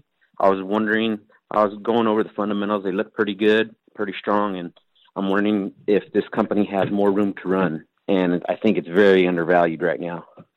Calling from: Hanford, California, United States; I'm calling from Hanford, California, right here in the Central Valley.

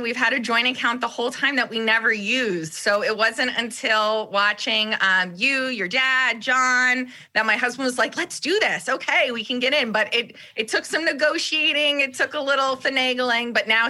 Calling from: New York, United States; I'm calling from just outside of New York City.

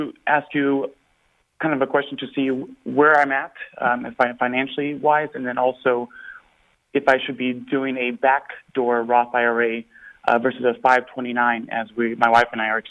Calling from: Houston, Texas, United States; I'm from Houston.

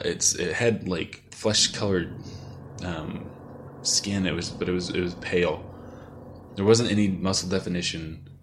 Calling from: Dallas, Texas, United States; also born or lived in Missouri; I'm calling you from Dallas, Texas.

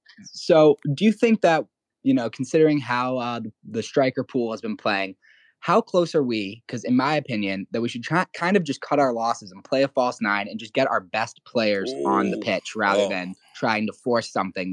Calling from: Boston, Massachusetts, United States; I'm just outside Boston right now.

